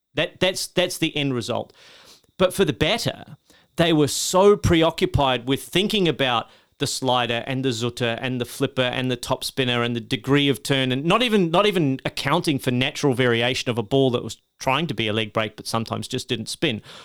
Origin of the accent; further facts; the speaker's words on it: Australia; as an Australian